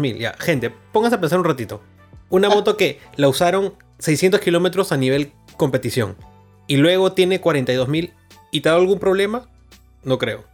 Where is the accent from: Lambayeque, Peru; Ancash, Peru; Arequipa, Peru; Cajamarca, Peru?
Lambayeque, Peru; Chiclayo; now in Lima, Peru; vengo de Chiclayo